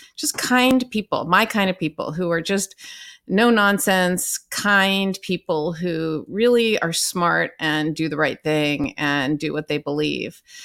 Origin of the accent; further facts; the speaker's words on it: Southern California, United States; moved away as an adult; now in New York, United States; I'm from Southern California and I, although I love my family, I didn't quite fit in there. And so I moved to the East Coast and I've been here my entire adult life